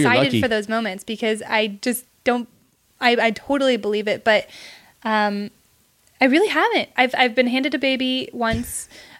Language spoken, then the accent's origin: English; California, United States; where are you from? And anytime I say California